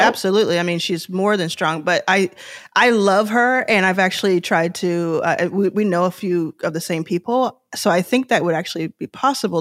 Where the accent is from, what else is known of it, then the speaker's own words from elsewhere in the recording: Dallas, Texas, United States; also born or lived in Houston / Austin; I grew up in Dallas